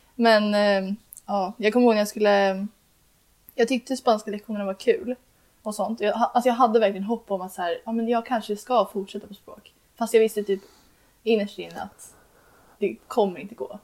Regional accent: Uppsala, Uppsala County, Sweden

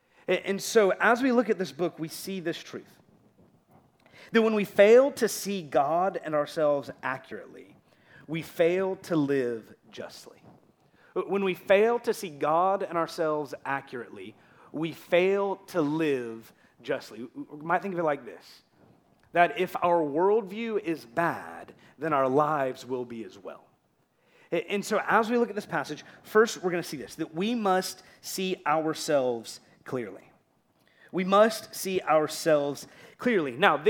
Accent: Florida, United States; accent: native Florida; I was in a Publix in Florida, not far from here

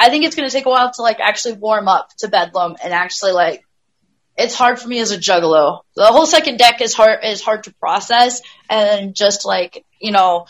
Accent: Western South Dakota, United States; I'm South Dakota. I'm Western South Dakota. So like I'm closer to Denver.

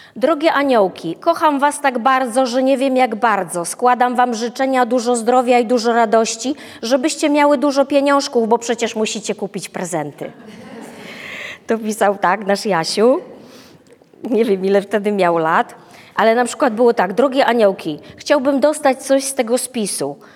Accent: Wrocław, Lower Silesian Voivodeship, Poland; my jesteśmy z Wrocławia

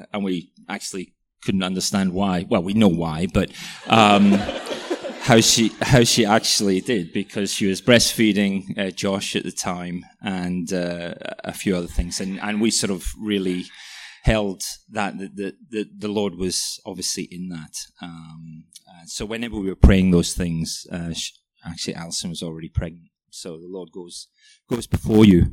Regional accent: Welsh, Wales, United Kingdom; moved away as an adult; now in Melbourne, Australia; I'm Welsh as well

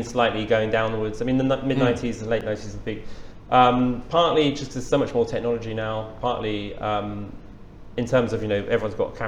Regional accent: England, United Kingdom; as an Englishman

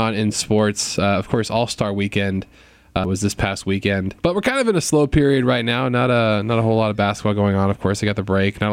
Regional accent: South Florida, United States; I'm from South Florida

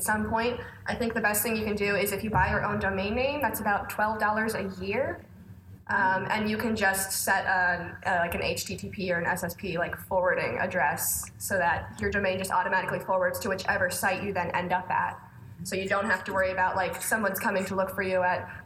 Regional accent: Canada; I'm Canadian.

